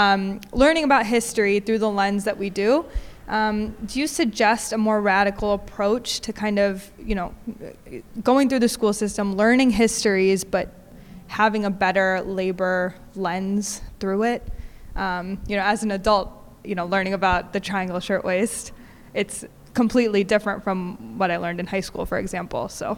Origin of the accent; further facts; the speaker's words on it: United States; now in United Kingdom; I'm American